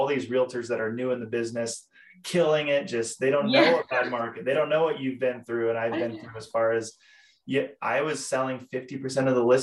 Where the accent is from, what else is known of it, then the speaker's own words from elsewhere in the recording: Boise, Idaho, United States; moved away as an adult; now in Utah, United States; I grew up in Boise, Idaho